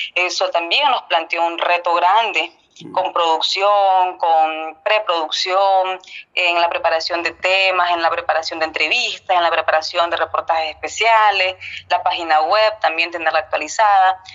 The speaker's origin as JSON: {"language": "Spanish", "region": "Estelí", "country": "Nicaragua", "tie": "born or raised there", "said": "yo soy de Estelí, don Jorge, nací allá"}